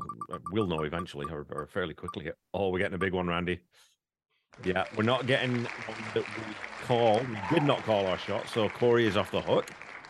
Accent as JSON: {"language": "English", "country": "Canada", "said": "I'm a Canadian as well, you know, people. I do have my Canadian passport, you know, even though I've got this stupid accent. I am a Canadian."}